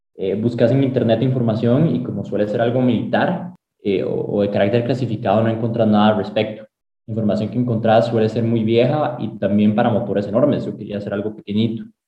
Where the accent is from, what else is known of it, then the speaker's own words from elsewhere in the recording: Sabanilla, San José, Costa Rica; moved away as an adult; now in United States; yo nací aquí en Costa Rica, en San José. Me crié en Sabanilla, en Montes de Oca. Todos mis primeros 18 años los viví ahí